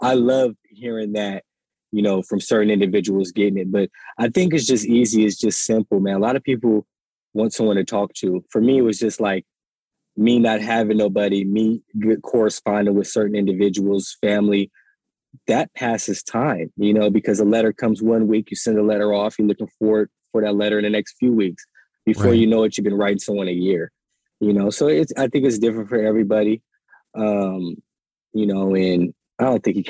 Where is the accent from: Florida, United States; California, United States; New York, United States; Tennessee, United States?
California, United States; I was locked up in Kansas. I'm from California.